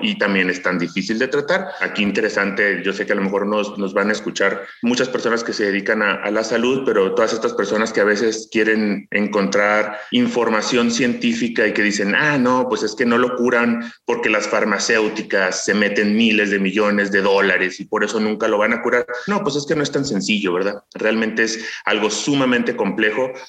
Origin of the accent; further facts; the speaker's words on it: Ciudad Juárez, Chihuahua, Mexico; yo crecí en una ciudad fronteriza, soy originario de Ciudad Juárez, Chihuahua